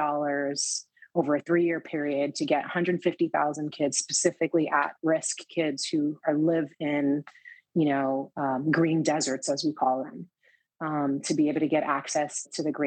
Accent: New York City, New York, United States; growing up in the Lower East Side where you couldn't really afford to do a lot of things

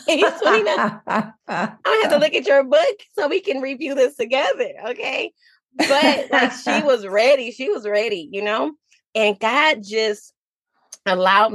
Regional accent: Detroit, Michigan, United States; moved away as an adult; now in South Carolina, United States; I'm from Detroit, Michigan. My family and I moved to South Carolina in 2019.

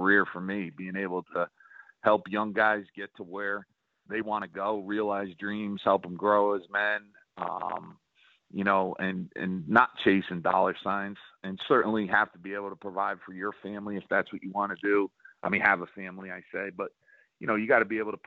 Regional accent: Northeast, United States; now in South Carolina, United States; I'm from the Northeast

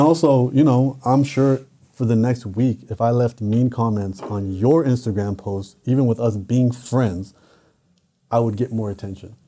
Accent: Canada; I'm Canadian

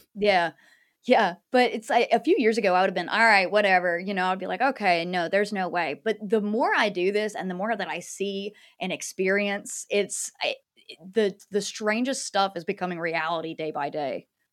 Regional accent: North Carolina, United States; also born or lived in New Orleans; I'm from North Carolina originally

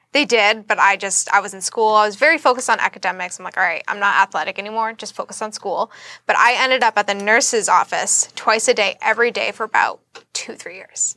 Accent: Boston, Massachusetts, United States; moved away as an adult; now in Florida, United States; I am from Boston, Massachusetts. I moved to Florida about a year and a half ago

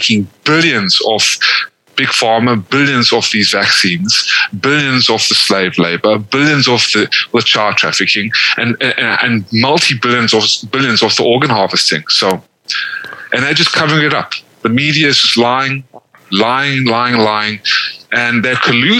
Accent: South Africa; also born or lived in Georgia, United States; now in United States; the only reason why I was born in South Africa is because my family left the Holocaust

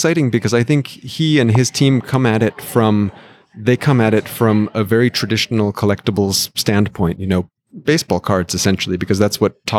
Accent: Greenwich, Connecticut, United States; moved away; I grew up actually in the suburbs of New York.

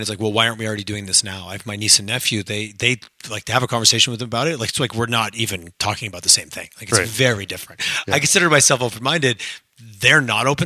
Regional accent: Montreal, rural Quebec, Canada; now in Alberta, Canada; growing up in Montreal, nobody talked about oil and gas in that area where I grew up in rural Quebec

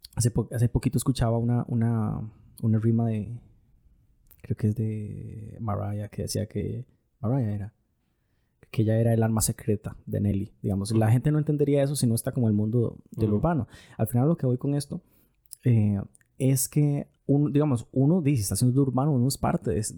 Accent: Costa Rica; nosotros estamos adoptando un acento los ticos

